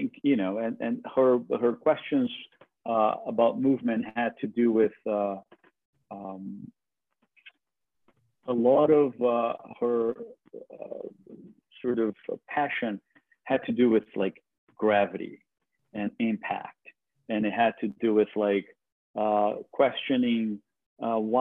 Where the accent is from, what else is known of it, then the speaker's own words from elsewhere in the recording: Brazil; English is a second language; moved away as an adult; now in New York, United States; I was born and raised in Brazil, and I moved to New York when I was 24 in the late 90s.